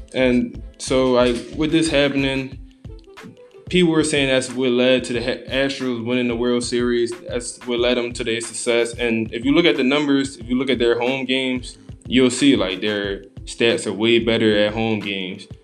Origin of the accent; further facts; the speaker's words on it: Philadelphia, Pennsylvania, United States; from Philadelphia, born and raised